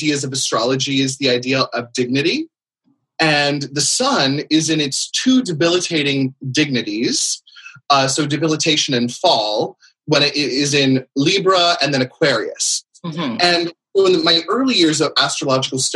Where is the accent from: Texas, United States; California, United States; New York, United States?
California, United States; San Francisco; moved away; also born or lived in East Coast; I'm a native Californian myself. I grew up in around San Francisco.